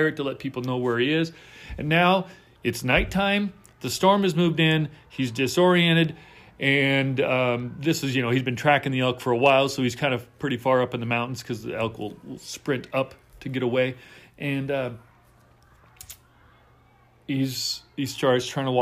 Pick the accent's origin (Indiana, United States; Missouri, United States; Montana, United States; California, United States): Montana, United States; moved away as an adult; also born or lived in Texas; growing up in Montana